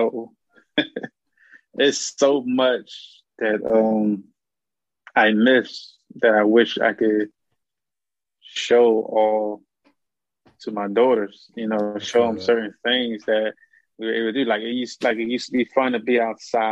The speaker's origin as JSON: {"language": "English", "town": "Philadelphia", "region": "Pennsylvania", "country": "United States", "tie": "born or raised there", "said": "Born and raised in the North"}